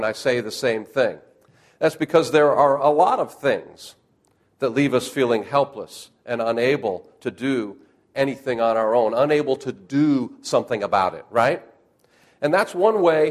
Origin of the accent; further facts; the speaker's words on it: Western New York, United States; now in Oklahoma, United States; I was raised in Western New York and learned to drive in this stuff